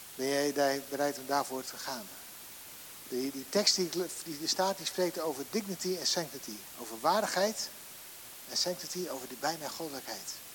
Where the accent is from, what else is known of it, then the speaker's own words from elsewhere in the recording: Netherlands; Wij zijn als Nederlandse, Nederlandse mensen